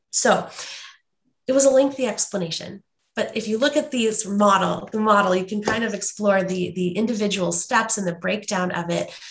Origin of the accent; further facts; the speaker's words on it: St. Louis, Missouri, United States; now in Washington State, United States; I grew up in St. Louis, Missouri